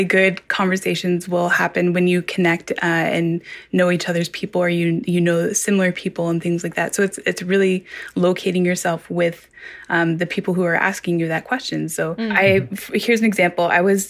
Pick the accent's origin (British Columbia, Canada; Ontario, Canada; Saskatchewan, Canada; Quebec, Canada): Ontario, Canada; Deshkan Ziibiing; I am Anishinaabe Kwe from Deshkanzi Bing.